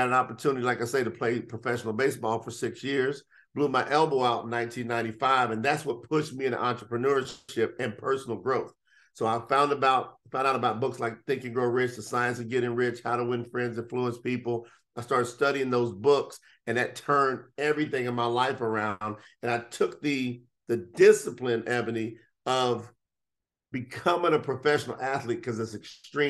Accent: Kentucky, United States; I came from Kentucky off of a hog farm. And so I grew up in the slop, in the mud

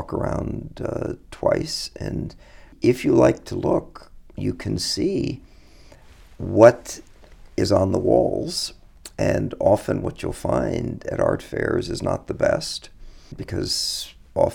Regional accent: New York City, New York, United States; growing up in New York

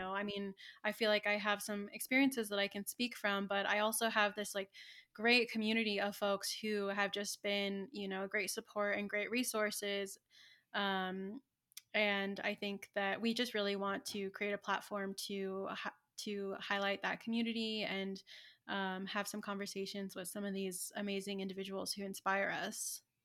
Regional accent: Santa Ynez, California, United States; born or raised there; moved away as an adult; now in Santa Fe, United States

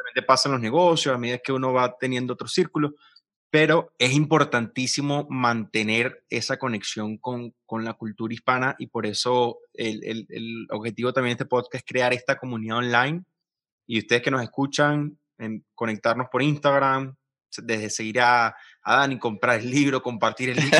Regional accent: Venezuela; moved away as an adult; yo siendo venezolano

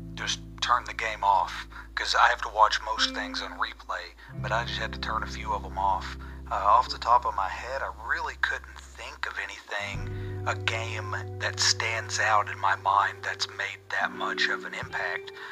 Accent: Kemp, Texas, United States; now in Stockholm, Sweden; my hometown is a small town just outside of Dallas, Texas, called Kemp. I currently live in Stockholm, Sweden, though

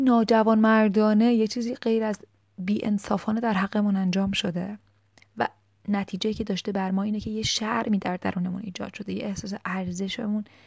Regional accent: Iran; از تو فرهنگ ایرانی بزرگ شدیم

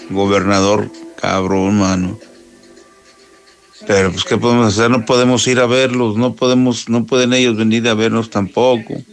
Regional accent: Aguascalientes, Mexico; now in Chicago, United States; te hablo de aquí de Chicago, Illinois. Soy de Aguascalientes. Vivimos 12 personas de Aguascalientes aquí en un departamento.

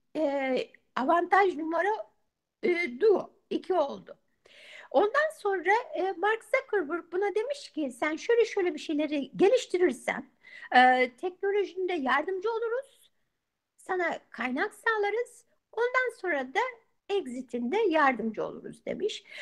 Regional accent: Turkey; also born or lived in Izmir; now in United States; Ben de senin gibi Türk'üm

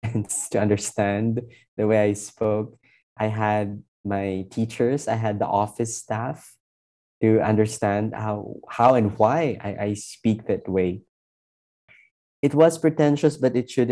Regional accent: Hiligaynon, Western Visayas, Philippines; accent: Hiligaynon; English is a second language; moved away; also born or lived in Manila; So from a Hiligaynon background, studying in the metropolis

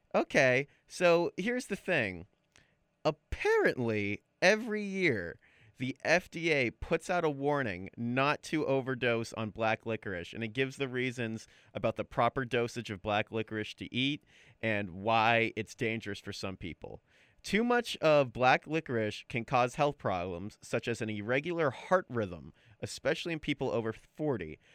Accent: United States; as an American

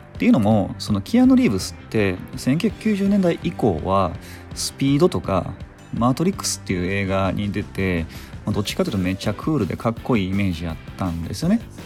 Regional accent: Sakai, Osaka, Japan; その地元の堺でもあのコロッケ屋さんに行列ができてたり

